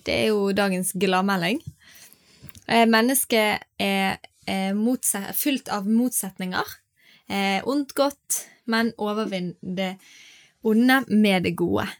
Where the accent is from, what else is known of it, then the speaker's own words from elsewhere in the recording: Norway; vi i Norge